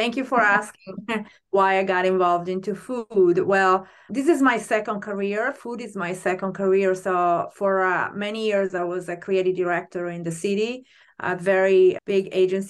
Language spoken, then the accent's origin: English; Italy; moved away; also born or lived in New York / London; I'm from Italy